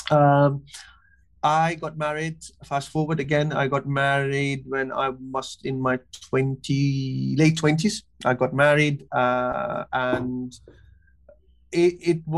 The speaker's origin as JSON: {"language": "English", "country": "Kuwait", "tie": "born or raised there", "also_born_or_lived": "Pakistan", "lives_now": "London, United Kingdom", "said": "I'm originally from Pakistan. Uh, I grew up in Kuwait. Uh, now I'm living in London."}